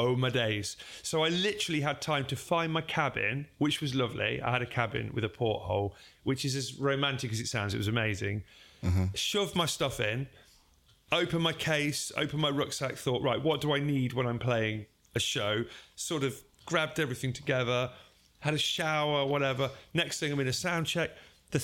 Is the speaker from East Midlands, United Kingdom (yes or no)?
yes; Derby, East Midlands, United Kingdom; we're both from Derby